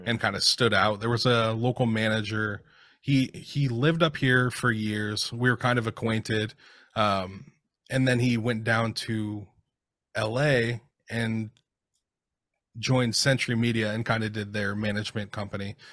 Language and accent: English; Seattle, Washington, United States; during the time I was growing up in the Seattle scene